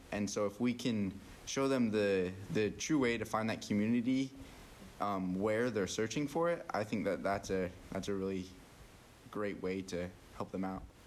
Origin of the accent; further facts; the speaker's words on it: Cache Valley, Utah, United States; moved away; I'm from the Cache Valley, Utah area